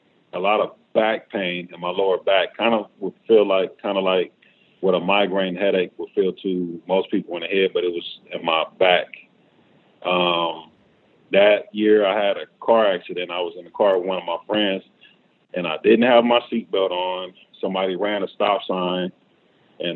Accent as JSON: {"language": "English", "town": "Los Angeles", "region": "California", "country": "United States", "tie": "born or raised there", "said": "I'm born and raised in Los Angeles. Did mostly all my schooling here"}